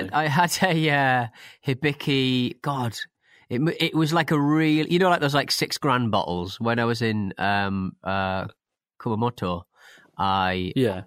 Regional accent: Hartlepool, North East England, United Kingdom; my hometown of Hartlepool

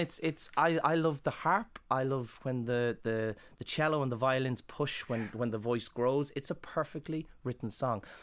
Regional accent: Ireland; moved away as an adult; also born or lived in London; growing up in Ireland

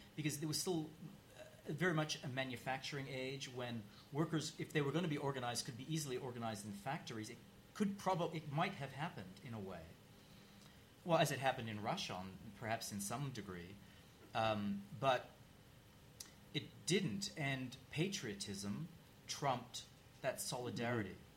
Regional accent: Australia; moved away; I grew up in Australia

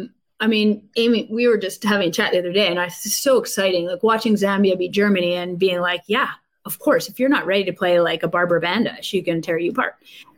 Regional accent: Canada; And as a Canadian who played on teams that knew how to irritate people

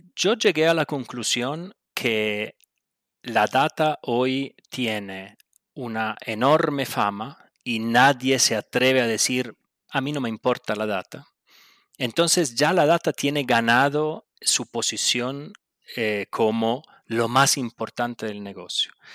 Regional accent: Buenos Aires, Argentina; accent: Italian; por más que me escuchen el acentico italiano, nací en Buenos Aires de mamá brasilera y sí, bueno, de papá italiano

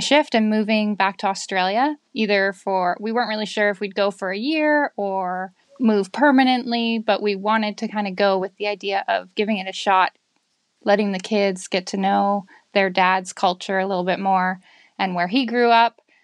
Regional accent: Victoria, British Columbia, Canada; I am from Victoria in Canada.

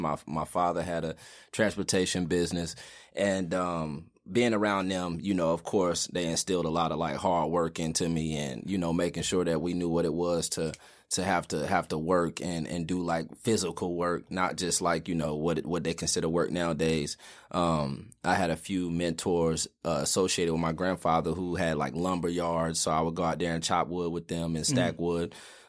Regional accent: Greensboro, North Carolina, United States; I'm from here. I'm from Greensboro. Lived okay. here, you know, the majority of my life. You know, grew up on the west side of town.

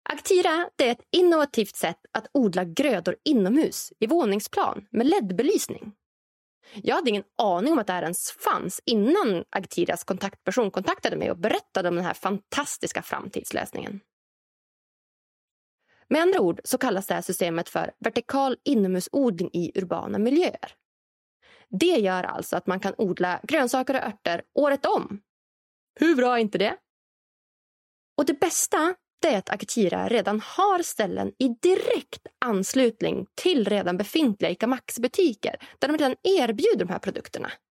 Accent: Norrland, Sweden; än så länge så finns den här framtidsprodukten självklart främst i framtidslandet Norrland där jag kommer ifrån.

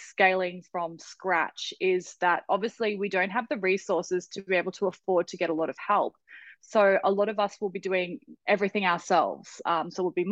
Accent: Australia; I'm an Australian entrepreneur

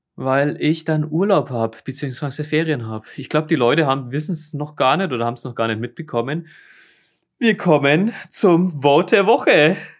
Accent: Germany; now in South Korea; wir als Deutsche

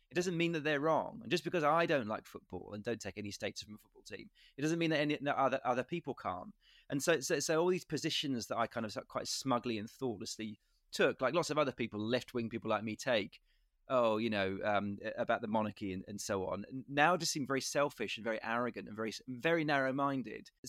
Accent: United Kingdom; that's my country and I and I feel like a a person of status because I'm British and, and these are my my royal family

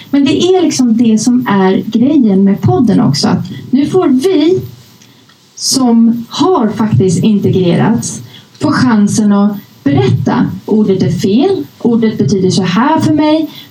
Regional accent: Uppsala, Uppsala County, Sweden; när jag var liten och bodde i Gottsunda eh, visade sig att jag växte upp i samma förort. Eh, det, ni som inte känner till det, det är liksom det värsta utsatta i, bak, eh, utanför Uppsala.

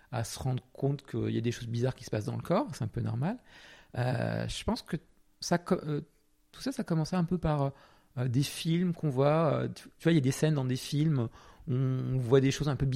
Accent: Portugal; alors moi j'ai pas précisé, hein, je n'ai dû je viens du Portugal, mais ça, ça n'a pas trop d'impact, à part euh, un peu une double culture, un petit peu. Euh, ma mère est française, mon père portugais, voilà.

